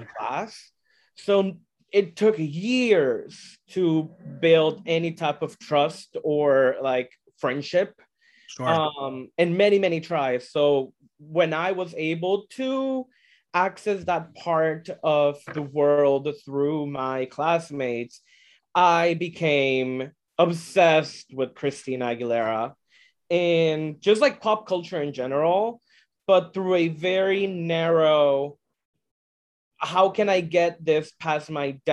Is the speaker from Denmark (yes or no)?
no; El Salvador; English is a second language; moved away as an adult; now in United States; I'm born and raised in El Salvador, Central America. I moved to the States when I was 20